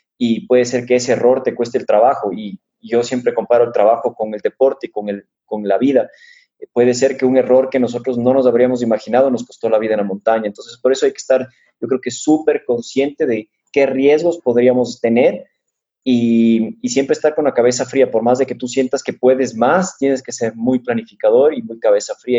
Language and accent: Spanish; Quito, Pichincha, Ecuador; also born or lived in Switzerland; soy quiteño de corazón y la verdad es que no parezco, ni, ni por el nombre ni por la étnica